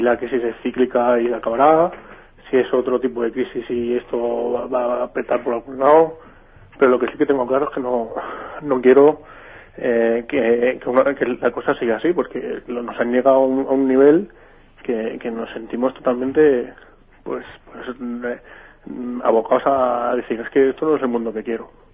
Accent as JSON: {"language": "Spanish", "town": "Valencia", "region": "Valencian Community", "country": "Spain", "moved": "yes", "said": "soy de Ciudad Bella, aunque ahora estoy un poco lejos de Valencia."}